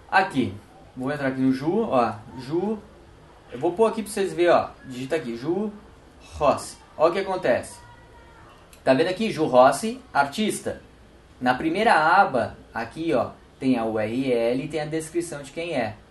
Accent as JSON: {"language": "Portuguese", "country": "Brazil", "said": "somos brasileiros"}